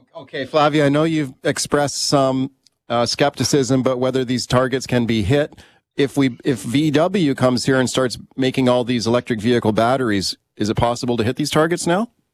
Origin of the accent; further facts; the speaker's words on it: Canada; we're all Canadian taxpayers